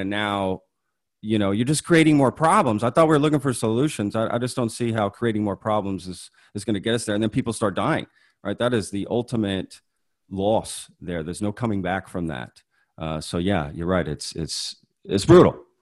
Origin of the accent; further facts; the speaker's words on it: Dallas-Fort Worth area, Texas, United States; I wasn't born here, but I, you know, moved here six months old, so I consider it from the D F W area